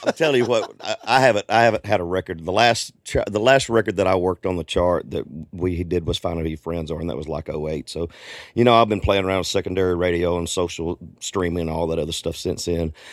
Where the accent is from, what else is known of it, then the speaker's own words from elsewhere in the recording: Arkansas, United States; I grew up in Arkansas, so I'm a Razorback fan